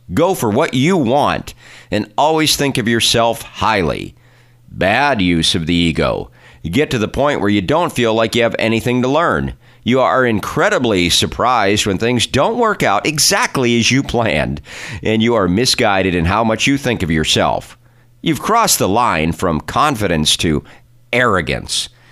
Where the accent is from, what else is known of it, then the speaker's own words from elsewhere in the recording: California, United States; my home state of California